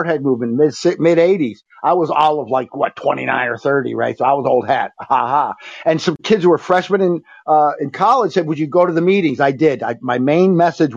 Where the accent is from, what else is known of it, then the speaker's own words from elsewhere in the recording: Central New York, United States; I'm from Central New York